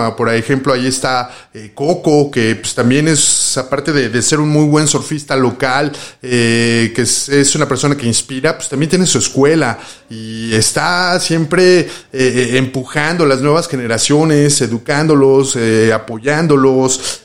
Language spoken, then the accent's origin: Spanish; Mexico City, Mexico; nosotros los chilangos